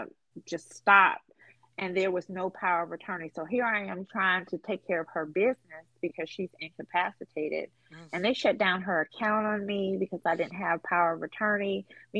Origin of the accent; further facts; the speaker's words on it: Boston, Massachusetts, United States; moved away as an adult; now in Mobile, United States; I'm in Alabama, Mobile, I'm from Boston. My folks are in Boston.